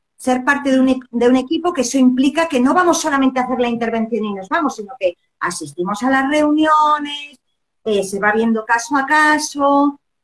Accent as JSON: {"language": "Spanish", "region": "Basque Country", "country": "Spain", "also_born_or_lived": "Barcelona", "moved": "as an adult", "lives_now": "Chile", "said": "yo llevo 17 años en Chile, yo soy del norte de España, del País Vasco"}